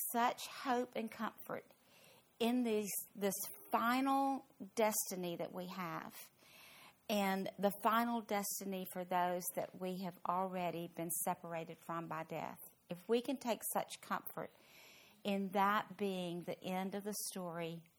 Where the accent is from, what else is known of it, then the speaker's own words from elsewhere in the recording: Louisville, Kentucky, United States; now in Fort Worth, United States; my hometown, Louisville